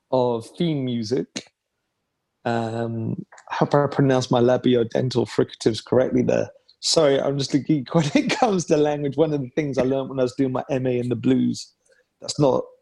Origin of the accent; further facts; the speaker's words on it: Leeds, Yorkshire and the Humber, United Kingdom; I'm from Leeds originally, so my mum always used to like tease me as a kid saying, You pronounce things in the London fashion.